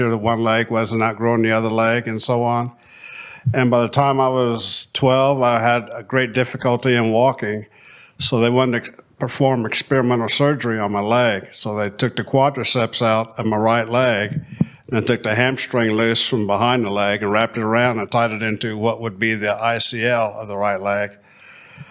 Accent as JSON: {"language": "English", "town": "Columbus", "country": "United States", "tie": "born or raised there", "said": "I grew up right here in Columbus"}